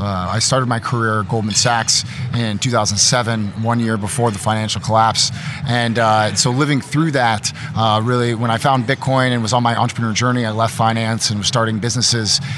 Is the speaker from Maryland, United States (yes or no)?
no; Austin, Texas, United States; we're both from Austin, Texas